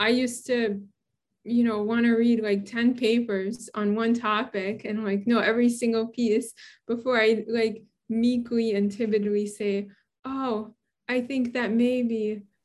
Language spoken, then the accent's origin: English; New York City, New York, United States; moved away as an adult; also born or lived in Boston / Western Massachusetts / Santa Barbara; now in Oregon, United States; I grew up in Brooklyn.